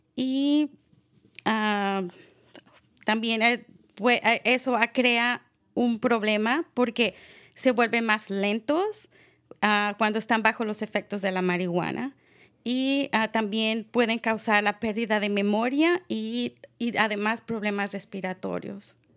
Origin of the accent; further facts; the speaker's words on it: Mexico; now in Marin County, United States; yo soy mexicana